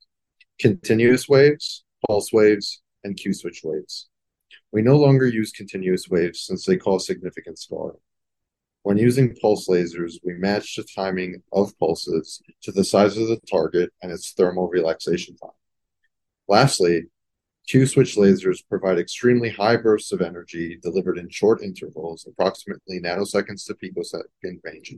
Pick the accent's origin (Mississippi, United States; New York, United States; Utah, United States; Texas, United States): New York, United States; Long Island; moved away as an adult; now in Vermont, United States; I'm originally from Long Island, New York